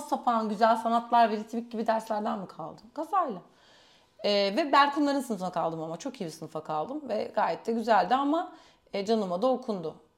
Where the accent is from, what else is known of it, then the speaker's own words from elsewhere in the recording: Istanbul, Turkey; Hemen İstanbul, from İstanbul